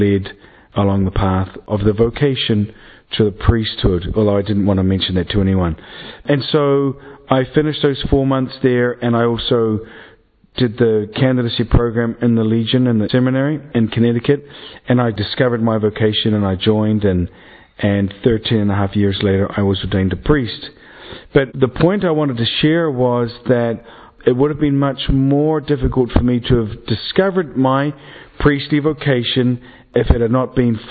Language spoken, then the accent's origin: English; Dunedin, Otago, New Zealand; moved away; I am a priest from Dunedin, New Zealand, which is the end of the earth, or as we like to think of it, the beginning of the world